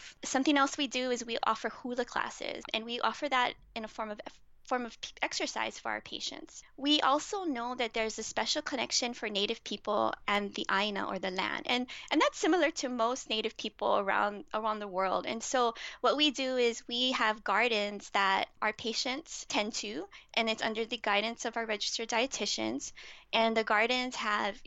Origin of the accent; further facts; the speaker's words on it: Hawaii, United States; as a Hawaiian